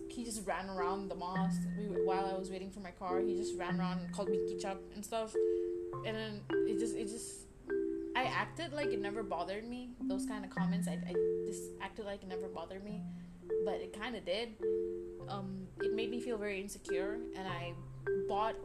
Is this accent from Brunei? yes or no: yes; Brunei; also born or lived in India; I was born in India. However, after my first birthday, I moved back. Not moved back, I mean, I moved to Brunei. And I'm 19 now, so I've lived in Brunei for the past 18 years